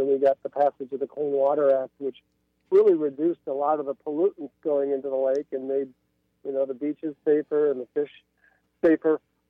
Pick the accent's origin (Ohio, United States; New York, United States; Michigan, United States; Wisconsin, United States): Wisconsin, United States; Green Bay; also born or lived in Idaho / Utah; now in Milwaukee, United States; I was born in Green Bay. I work in Milwaukee at the Milwaukee Journal Sentinel. But I did spend more than a decade out west in Idaho and Utah as a newspaper reporter.